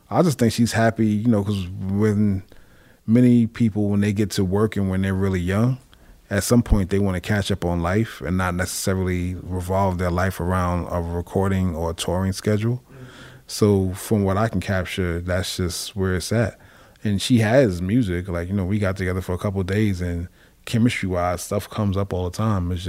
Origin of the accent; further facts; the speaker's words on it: West Coast, United States; I'm from the West Coast.